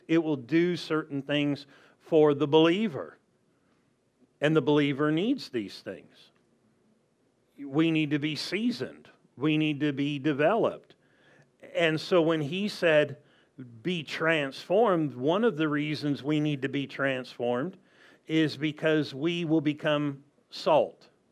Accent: Southern California, United States; growing up in Southern California

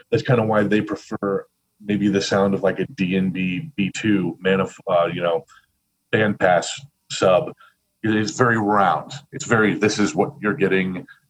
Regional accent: Missouri, United States; now in Chicago, United States; I had a unique thing in Chicago because I came from Missouri.

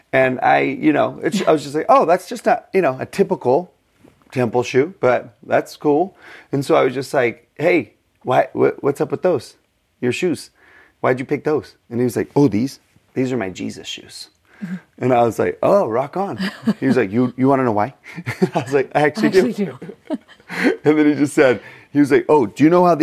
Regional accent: Texas, United States; I'm from Texas

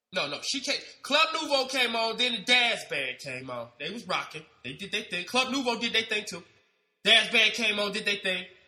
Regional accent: Ohio, United States; moved away as an adult; now in Los Angeles, United States; I'm not from LA. I'm from Ohio. I moved to LA in 2001

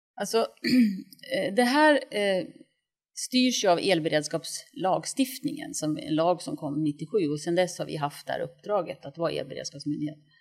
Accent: Östersund, Jämtland, Sweden; moved away as an adult; now in Stockholm, Sweden; jag kommer från Östersund och flyttade till Stockholm 1983 när jag började på KTH

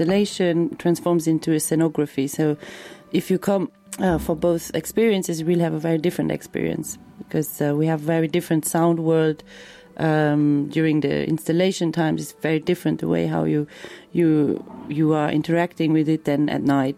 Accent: Luxembourg; I'm from Luxembourg

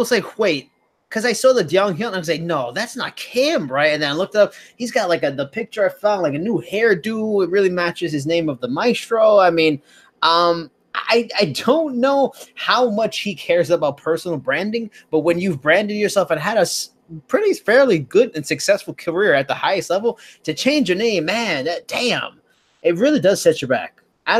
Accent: Australia; I'm Australian, an Asian Australian.

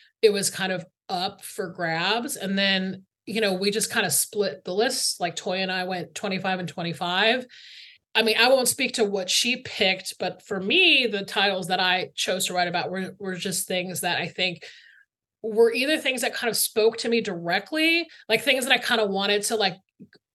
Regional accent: Atlanta, Georgia, United States; I grew up in Atlanta, Georgia, like right outside of Atlanta, Georgia

